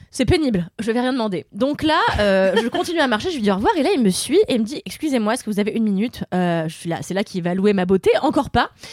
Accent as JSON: {"language": "French", "country": "Mauritius", "tie": "born or raised there", "said": "chez moi à Maurice"}